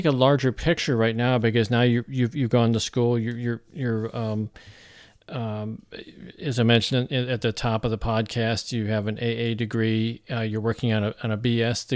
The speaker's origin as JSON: {"language": "English", "region": "Missouri", "country": "United States", "said": "Missouri, my home state here"}